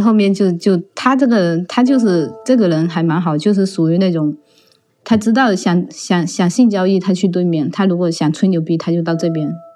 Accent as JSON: {"language": "Chinese", "region": "Fujian", "country": "China", "moved": "as an adult", "lives_now": "United States", "said": "我是来自福建的"}